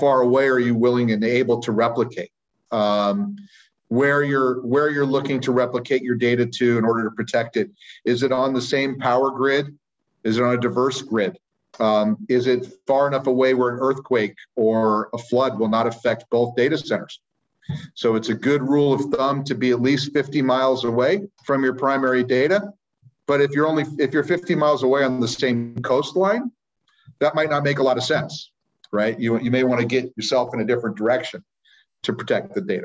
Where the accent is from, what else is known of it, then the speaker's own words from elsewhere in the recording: Sacramento, California, United States; I am from Sacramento, California, where I live and work most of the time